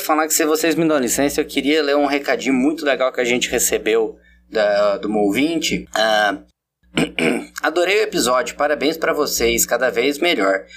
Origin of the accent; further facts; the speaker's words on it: interior of São Paulo, Brazil; pra mim que sou do interior de São Paulo